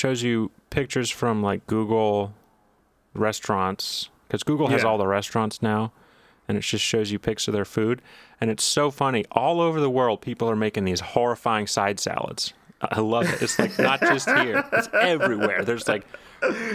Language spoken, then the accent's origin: English; Dallas, Texas, United States; I come from Dallas, Texas, so I am a Great Plains guy.